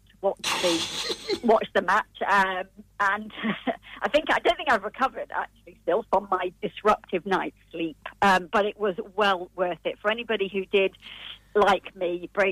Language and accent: English; Rotherham, Yorkshire and the Humber, United Kingdom; my hometown